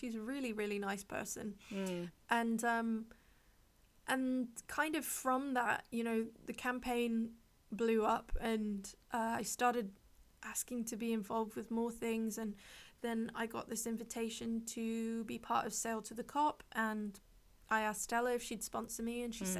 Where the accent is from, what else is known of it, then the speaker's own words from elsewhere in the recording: Hong Kong; It's funny because growing up in Hong Kong, I know that like there are a lot of luxury brands